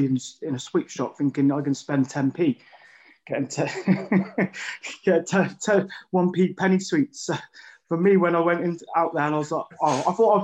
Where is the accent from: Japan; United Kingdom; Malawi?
United Kingdom; Bath, South West England; I come from Bath